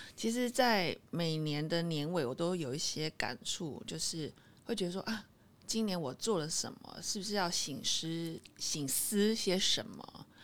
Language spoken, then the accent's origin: Chinese; Taiwan; 我们台湾人太自律了